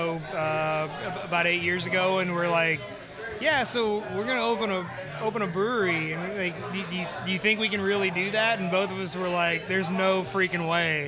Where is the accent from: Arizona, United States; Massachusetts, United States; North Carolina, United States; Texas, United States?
Texas, United States; Kingwood; Nick and I grew up in Kingwood together